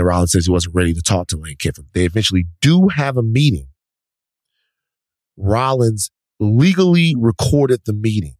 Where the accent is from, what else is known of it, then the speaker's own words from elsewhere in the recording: Baton Rouge, Louisiana, United States; Baton Rouge, my hometown.